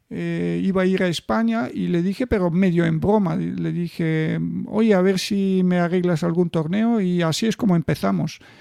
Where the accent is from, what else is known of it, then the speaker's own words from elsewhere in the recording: Bulgaria; en mi país, o sea, en Bulgaria empecé a ganar los campeonatos nacionales de mi edad, los infantiles